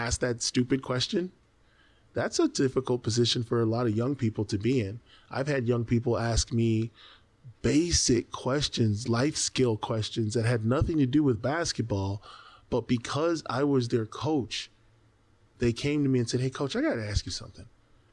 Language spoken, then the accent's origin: English; United States; as an American basketball player